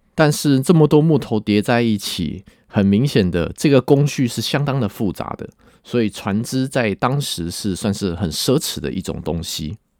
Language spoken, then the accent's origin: Chinese; Taiwan; 我们台湾人